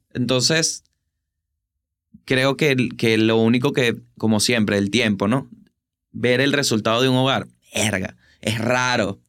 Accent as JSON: {"language": "Spanish", "country": "Venezuela", "moved": "yes", "lives_now": "Buenos Aires, Argentina", "said": "soy de Venezuela"}